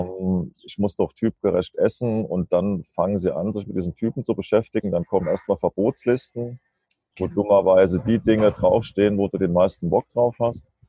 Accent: Germany; moved away as an adult; now in Kassel, Germany; ich komme ja aus der Nähe von Mannheim, also zwischen Mannheim und Darmstadt

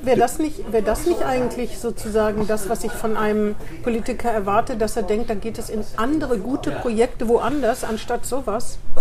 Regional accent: Northern Hesse, Germany; now in Bremen, Germany; ich komme aus Nordhessen

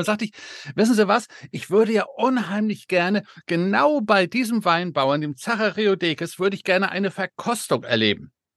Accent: Denmark; moved away; ich als gebürtiger Däne

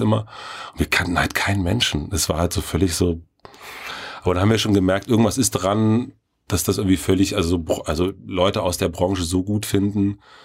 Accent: near Elsterwerda, southern Brandenburg, Germany; moved away; aus Südbrandenburg. Ähm, das ist äh, der größere Ort heißt Elsterwerder. Ah. Und dann aus dem Kaff da.

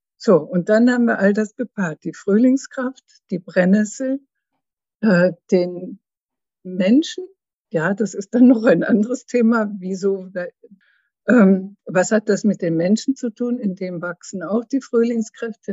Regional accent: Schleswig-Holstein, Germany; moved away as an adult; also born or lived in Lake Constance / Frankfurt; now in Karlsruhe, Germany; aus Norddeutschland, aus Schleswig-Holstein, bin ich an den Bodensee gegangen

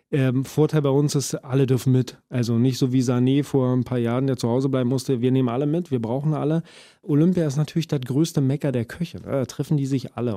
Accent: Brandenburg, Germany; grundsätzlich Brandenburger bin ich ja

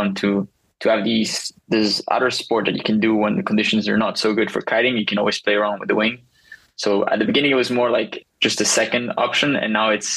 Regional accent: Tarifa, Andalusia, Spain; I'm currently at my hometown, Tarifa, Spain

